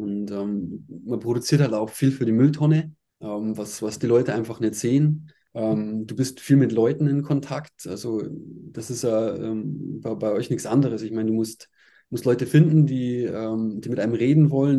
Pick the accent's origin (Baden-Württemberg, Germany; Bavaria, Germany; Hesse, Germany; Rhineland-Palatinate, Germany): Bavaria, Germany; Altötting; also born or lived in Ostwestfalen, North Rhine-Westphalia; now in Ingolstadt, Germany; bin mit äh, sechs Jahren nach Aldötting gezogen